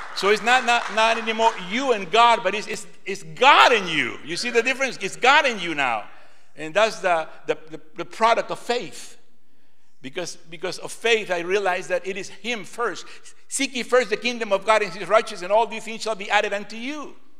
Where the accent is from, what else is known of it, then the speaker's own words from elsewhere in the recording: Lima, Peru; now in United States; I was born in Lima, Peru, South America